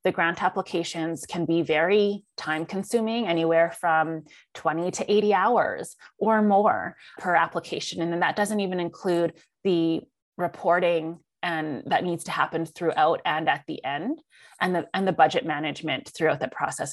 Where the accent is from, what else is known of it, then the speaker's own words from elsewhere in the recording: Canada; I'm Chinese Canadian. My dad is a first generation immigrant. My mom was born here in Canada